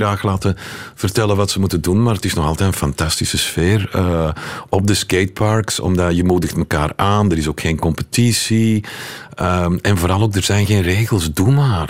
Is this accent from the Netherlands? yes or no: no; Leuven, Flanders, Belgium; moved away as an adult; also born or lived in Moscow, Russia; ik ben opgegroeid in Heverly Hills, Leuven